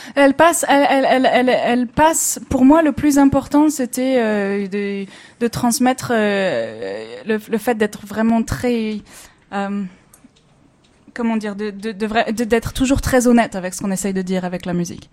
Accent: Clermont-Ferrand, Auvergne-Rhône-Alpes, France; moved away as an adult; also born or lived in Le Puy-en-Velay / Paris / Berlin; je suis auvergnate au départ

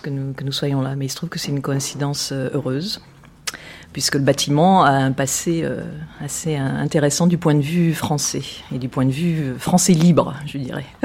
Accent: France; now in London, United Kingdom; je suis française. Française. Pure, pure jus.

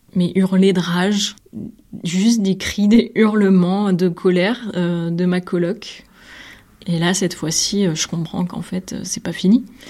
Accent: Nîmes, Occitania, France; moved away as an adult; also born or lived in Brussels; Je suis originaire de Nîmes

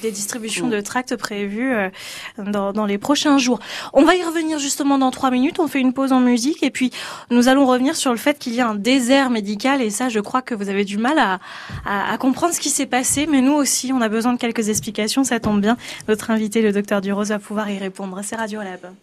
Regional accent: Loire, Auvergne-Rhône-Alpes, France; moved away; par chez moi, dans la Loire

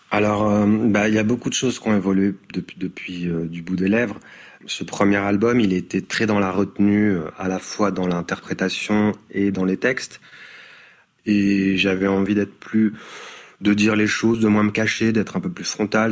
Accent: Perche, Orne, Normandy, France; moved away as an adult; also born or lived in Paris; j'ai grandi dans le dans le Perche, donc euh, dans l'Orne.

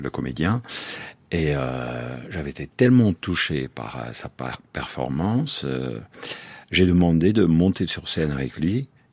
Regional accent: Brussels, Brussels-Capital Region, Belgium; chez nous à Bruxelles.

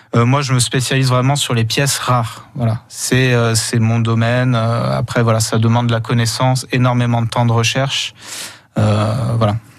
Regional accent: Saint-Étienne, Auvergne-Rhône-Alpes, France; moved away as an adult; also born or lived in Franche-Comté; me voilà de retour dans ma région d'origine à Saint-Étienne

